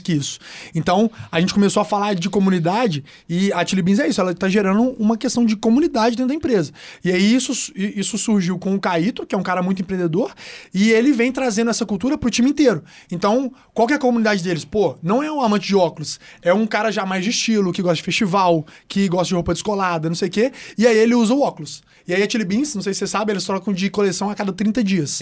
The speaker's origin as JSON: {"language": "Portuguese", "town": "Belo Horizonte", "region": "Minas Gerais", "country": "Brazil", "accent": "mineiro", "said": "Eu amo falar o jeito que eu falo, as pessoas também gostam de ouvir, pô, o sotaque mineiro é gostoso de ouvir"}